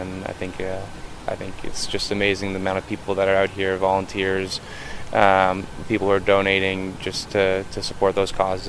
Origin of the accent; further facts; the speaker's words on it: Toronto, Ontario, Canada; growing up in the Jewish community and being in Toronto, having roots here